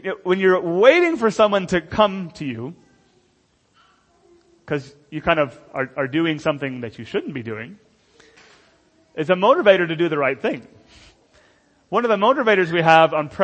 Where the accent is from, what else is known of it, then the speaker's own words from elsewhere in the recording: United States; moved away; I'm not an American first and then a Christian